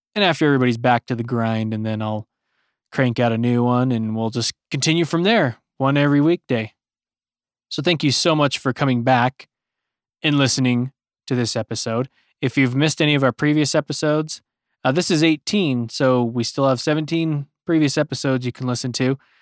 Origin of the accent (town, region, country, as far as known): United States